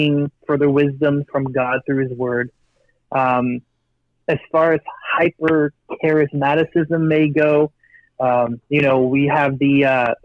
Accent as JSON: {"language": "English", "town": "Kitchener", "region": "Ontario", "country": "Canada", "tie": "born or raised there", "said": "I grew up about half my life up in Kitchener-Waterloo, which is about 40 minutes from Toronto"}